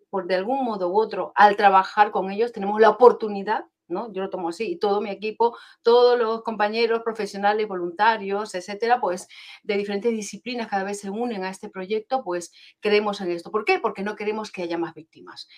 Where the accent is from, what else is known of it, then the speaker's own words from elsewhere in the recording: Peru; moved away; soy peruana de nacimiento, pero llevo aquí 31 años